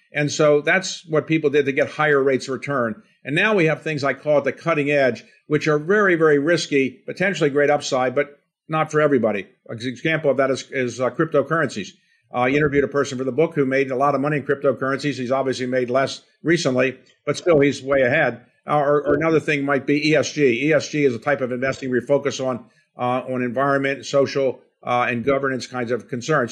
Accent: Baltimore, Maryland, United States; grew up in a blue-collar setting in Baltimore

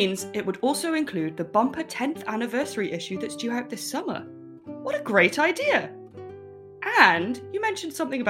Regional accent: Swansea, Wales, United Kingdom; since we were kids growing up in Swansea.

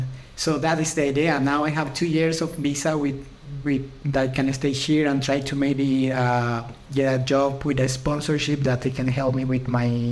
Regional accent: Santiago, Santiago Metropolitan Region, Chile; English is a second language; moved away as an adult; now in Dublin, Ireland; I am from Santiago

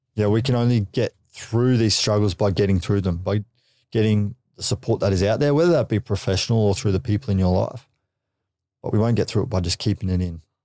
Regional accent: Gold Coast, Queensland, Australia; we grew up on the Goldie

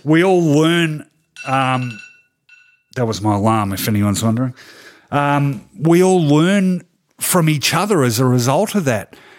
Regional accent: Melbourne, Victoria, Australia; I grew up in East Melbourne, which was a very traditionally conservative area

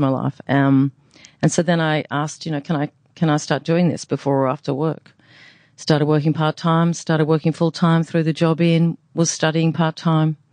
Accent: Brisbane, Queensland, Australia; I'm from the Gindi. I'm a Gindi girl

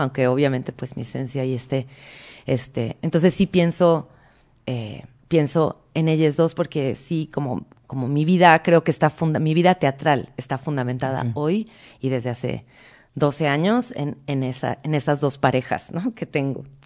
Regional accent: Mexico; accent: Mexican; also born or lived in Argentina; yo siempre que iba a Argentina era la primita mexicana. Claro. Ah, porque hablaba como mexicana

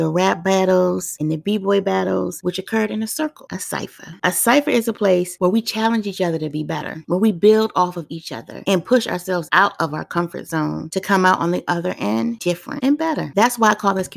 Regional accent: Washington, District of Columbia, United States; I grew up in Washington, D.C. during the 80s, when D.C. was truly Chocolate City. And to us natives back then, it was called Dodge City

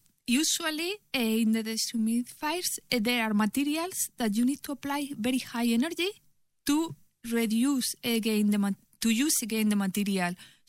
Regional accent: Spain; English is a second language; Oh yes, I'm from Spain.

